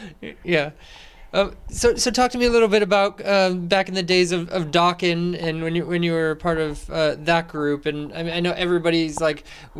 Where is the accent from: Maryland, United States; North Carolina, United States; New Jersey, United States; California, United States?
California, United States; Napa; I'm from Napa, California, so I live in the Bay